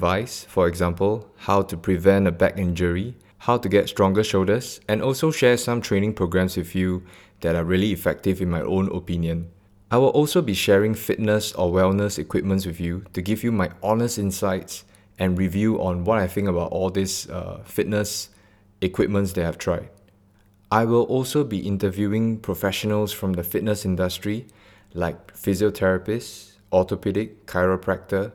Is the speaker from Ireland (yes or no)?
no; Singapore; I'm born and bred in Singapore, straight out of Bedok.